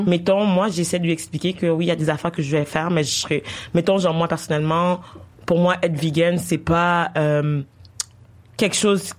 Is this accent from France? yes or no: no; Haiti; also born or lived in Quebec; now in Canada; j'ai grandi en Haïti puis j'ai immigré ici